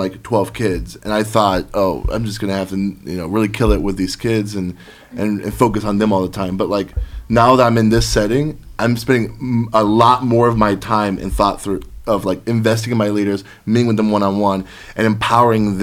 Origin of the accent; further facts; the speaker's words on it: Florida, United States; I grew up in Florida